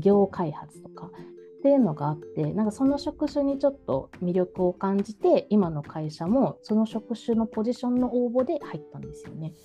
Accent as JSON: {"language": "Japanese", "region": "Kumamoto", "country": "Japan", "tie": "born or raised there", "moved": "as an adult", "lives_now": "Tokyo, Japan", "said": "熊本県出身なんですけど"}